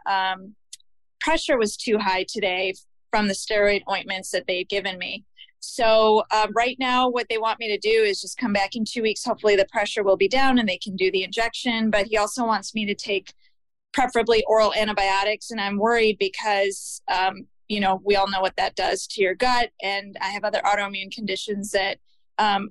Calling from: Chicago, Illinois, United States; I'm calling from Chicago

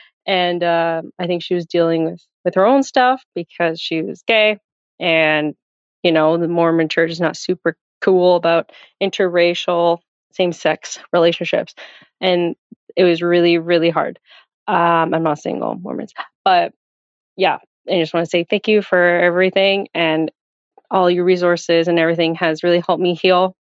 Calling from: Halifax, Nova Scotia, Canada; I'm calling from Halifax, Nova Scotia, Canada.

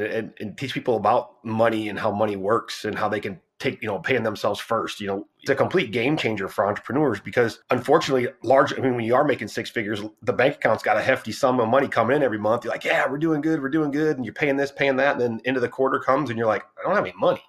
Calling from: Fort Worth, Texas, United States; Fort Worth, Texas.

